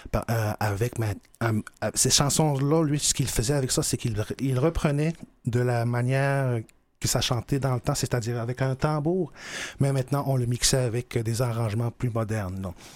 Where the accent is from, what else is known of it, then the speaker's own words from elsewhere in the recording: Pessamit, Quebec, Canada; moved away as an adult; now in Montreal, Canada; je suis originaire de Pessin